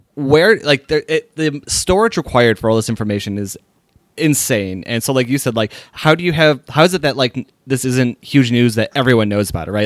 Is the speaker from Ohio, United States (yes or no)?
yes; Sharonville, Ohio, United States; that's my hometown.